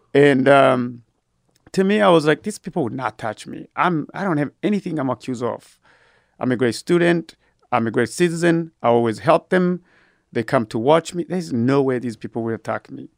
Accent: Burundi; also born or lived in Georgia, United States / Abilene, Texas, United States; now in Austin, United States; I was born and raised in Burundi, Africa

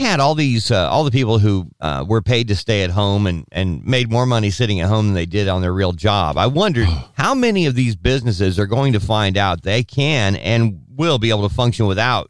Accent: California, United States; moved away; as a kid growing up in California

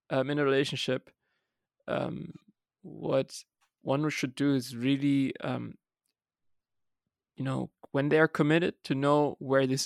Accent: Germany; I'm from Germany.

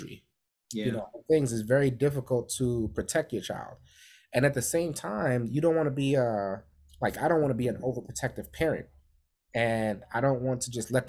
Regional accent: New York City, New York, United States; we grew up in New York City

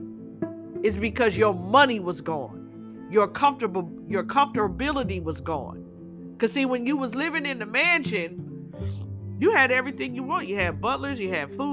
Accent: California, United States; growing up in California

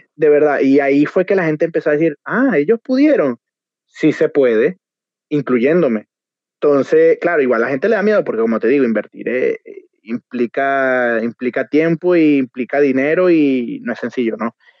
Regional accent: Barquisimeto, Lara, Venezuela; moved away as an adult; now in Chile; nosotros como venezolanos

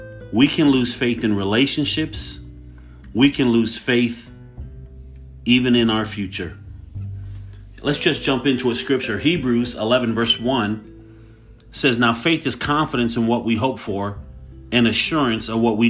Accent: Hayward, California, United States; I grew up in Hayward

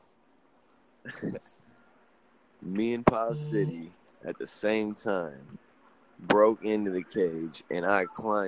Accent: Lima, Ohio, United States; last night in Lima, Ohio, my hometown

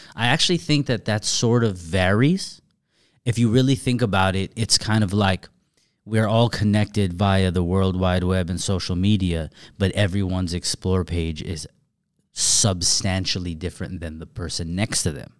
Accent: Southern California, United States; I'm from Southern California, but I'm far from L A, and I've never been from L A.

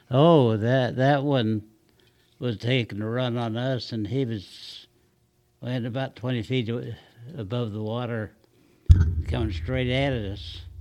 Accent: Long Beach, California, United States; Long Beach, California

